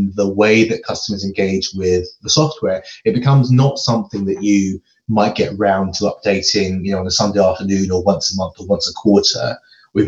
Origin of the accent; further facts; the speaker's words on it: London, United Kingdom; moved away as an adult; now in Edinburgh, United Kingdom; I actually grew up in London.